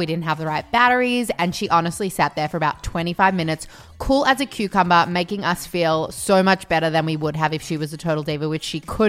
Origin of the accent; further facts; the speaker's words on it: Melbourne, Victoria, Australia; accent: Melbourne; Okay, so it's just a Melbourne accent, I guess.